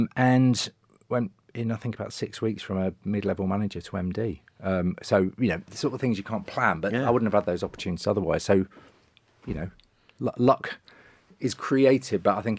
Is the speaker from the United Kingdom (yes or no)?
yes; Sheffield, Yorkshire and the Humber, United Kingdom; moved away as an adult; I moved over from Sheffield to Manchester purely to watch matches and thought I need a job.